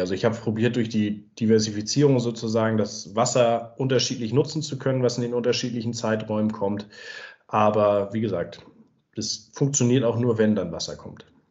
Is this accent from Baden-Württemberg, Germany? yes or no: no; Ostholstein, Schleswig-Holstein, Germany; moved away as an adult; also born or lived in Kiel; now in Wanzleben, Germany; komme ich ursprünglich aus Schleswig-Holstein, aus dem schönen Ostholstein, wo ich auch nach wie vor sehr gerne bin und gerade landschaftlich ungerne weggegangen bin